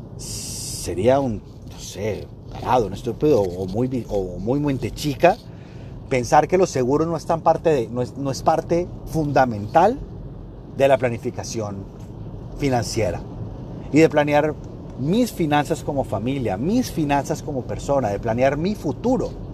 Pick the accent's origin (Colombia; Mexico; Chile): Colombia; estoy en Colombia, estoy en mi país